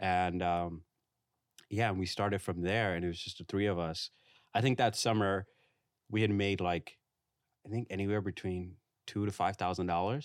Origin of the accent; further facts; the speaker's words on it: New York City, New York, United States; now in Brooklyn, United States; I grew up in Far Rockaway. I spent a lot of, like, my, um, childhood, went to middle school there